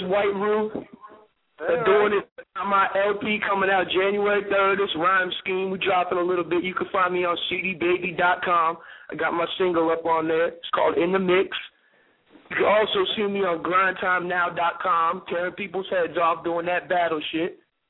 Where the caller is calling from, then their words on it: Florida, United States; What's good, man? We're from Florida, man. Frozen Water Entertainment, repping that 352.